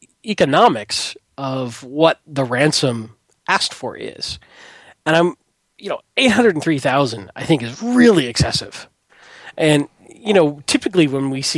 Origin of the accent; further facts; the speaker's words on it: Detroit, Michigan, United States; moved away; we're originally from the Detroit area